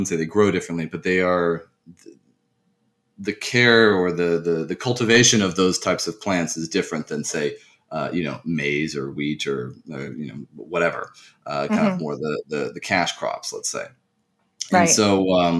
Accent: United States; also born or lived in France; I did move to the U.S. at a quite young age and spent most of my upbringing in the U.S.

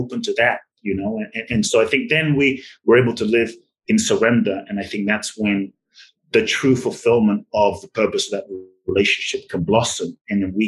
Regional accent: London, United Kingdom; moved away; I grew up in London, so I grew up with soccer

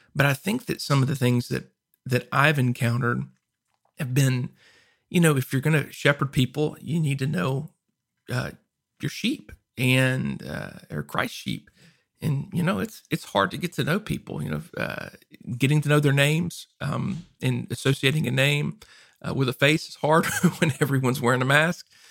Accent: Louisiana, United States; also born or lived in Arkansas; now in Texas, United States; I lived in Arkansas before this and I grew up in Louisiana

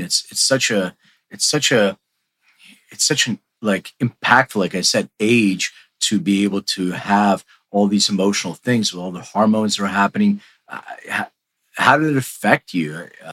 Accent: Philadelphia, Pennsylvania, United States; now in Los Angeles, United States; I grew up in Philly too, even though I, I'm in LA now

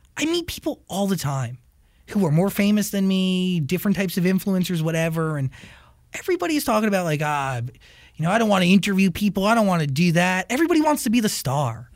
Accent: United States; I grew up right outside of Manhattan. I grew mm-hmm. up 25 miles outside of it

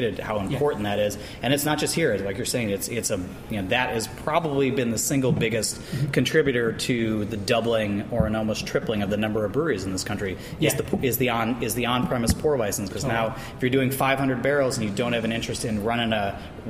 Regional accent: Chicago, Illinois, United States; moved away as an adult; also born or lived in Iowa; now in Boston, United States; I grew up in Chicago

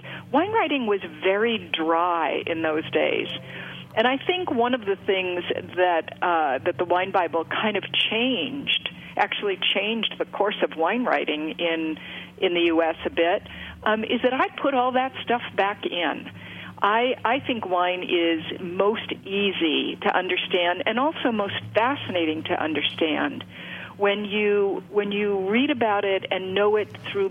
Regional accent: East Coast, United States; my childhood growing up on the East Coast

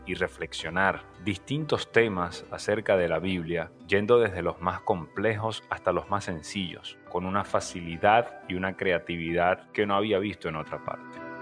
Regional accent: Venezuela; soy de Venezuela

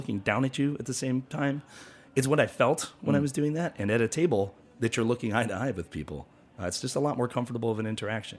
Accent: Buffalo, New York, United States; now in Rochester, United States; I'm from Buffalo

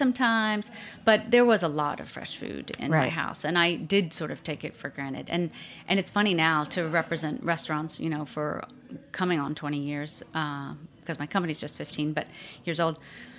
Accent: Pensacola, Florida, United States; I grew up in Pensacola, Florida, Northwest Florida.

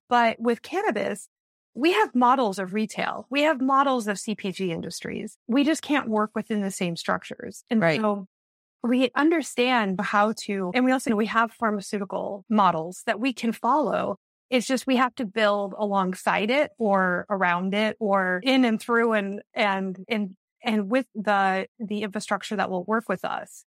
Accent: Iowa and Wisconsin, Midwest, United States; moved away as an adult; also born or lived in Minneapolis–Saint Paul, Minnesota; now in New York City, United States; I I grew up in Iowa and oh, and Wisconsin, and then went to school the University of Minnesota

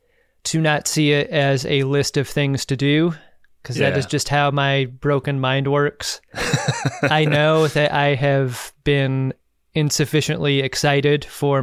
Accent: Seattle, Washington, United States; moved away as an adult; My family moved around when I was very young, but once we settled in Seattle

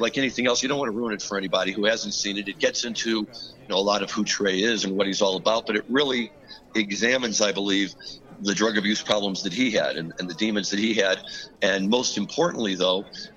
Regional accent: Missouri, United States; my home state

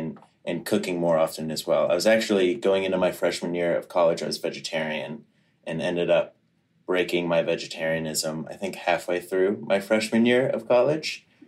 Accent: Virginia, United States; moved away as an adult; also born or lived in Kentucky / Boston, Massachusetts; I grew up in Virginia. My dad's side of the family, his mom is Armenian.

